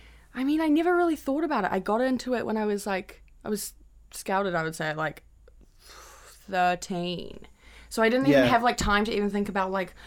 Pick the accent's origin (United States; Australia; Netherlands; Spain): Spain; also born or lived in Nelson, New Zealand; my parents, like, moved me to Spain when I was, like, 5 or 6.